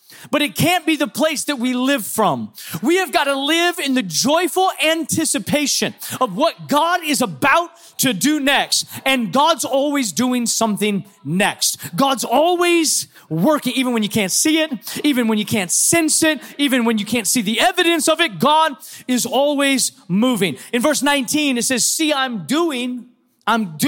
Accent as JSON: {"language": "English", "town": "Seattle", "region": "Washington", "country": "United States", "said": "I'm from Seattle"}